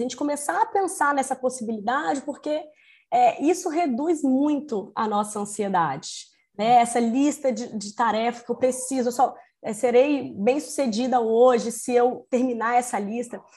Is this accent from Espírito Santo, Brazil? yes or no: yes; Espírito Santo, Brazil; accent: capixaba; now in Rio de Janeiro, Brazil; sou capixaba, né? Como uma boa capixaba, vou começar falando assim: ei